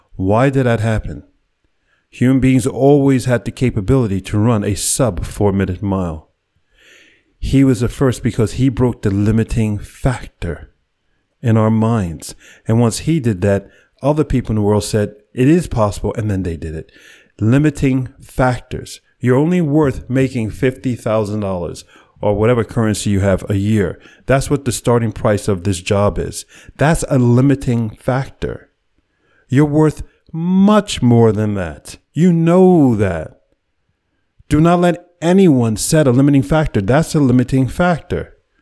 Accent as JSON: {"language": "English", "town": "New York City", "region": "New York", "country": "United States", "tie": "born or raised there"}